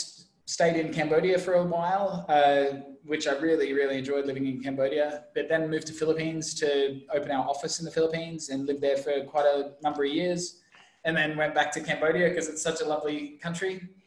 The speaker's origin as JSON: {"language": "English", "town": "Brisbane", "region": "Queensland", "country": "Australia", "also_born_or_lived": "Europe", "moved": "as an adult", "lives_now": "Ho Chi Minh City, Vietnam", "said": "I'm originally from Brisbane, but I haven't lived there in about 13, 14 years now. It's 15, maybe. Geez, I'm getting old. lived in Europe"}